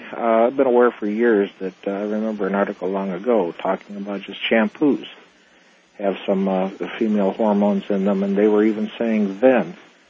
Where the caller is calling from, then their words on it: Phoenix, Arizona, United States; I'm calling from Phoenix, listening to 550 KFYI.